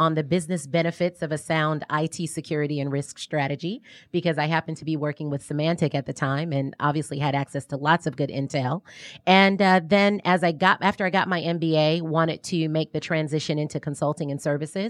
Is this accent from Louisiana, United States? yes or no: yes; New Orleans, Louisiana, United States; now in Atlanta, United States; Long story short, New Orleans.